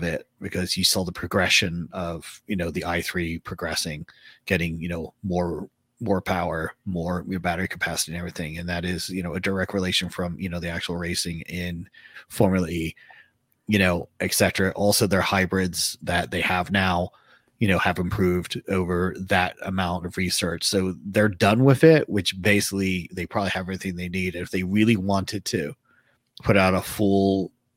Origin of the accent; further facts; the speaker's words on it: Philadelphia, Pennsylvania, United States; I was born in Philly